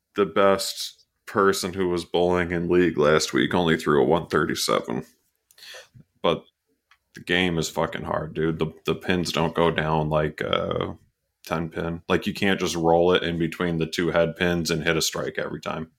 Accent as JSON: {"language": "English", "area": "Canajoharie", "region": "New York", "country": "United States", "tie": "born or raised there", "said": "We had Iroquois Lanes and Candajahary where I grew up."}